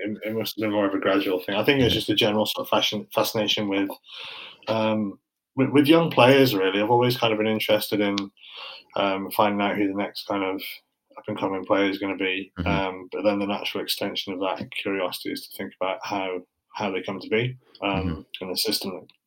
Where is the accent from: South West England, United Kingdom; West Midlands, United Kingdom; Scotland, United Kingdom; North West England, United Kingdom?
West Midlands, United Kingdom; Shrewsbury; I grew up in Shrewsbury, so okay. Well, around Shrewsbury